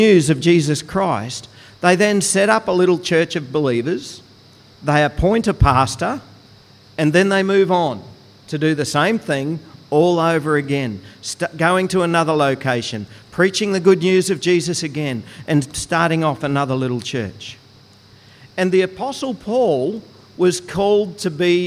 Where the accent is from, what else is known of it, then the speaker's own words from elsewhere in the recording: Goondiwindi, Queensland, Australia; When I was growing up, I grew up in Gundawindi